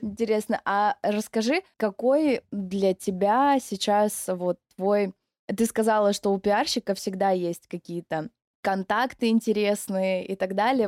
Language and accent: Russian; Novorossiysk, Krasnodar Krai, Russia; мне очень нравится мой город, в котором я живу. Я из Новороссийска.